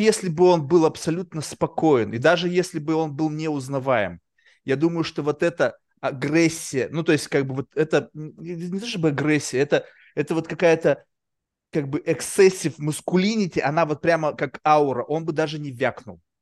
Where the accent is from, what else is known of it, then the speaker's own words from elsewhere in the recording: Russia; moved away; мы как бы выросли все равно в России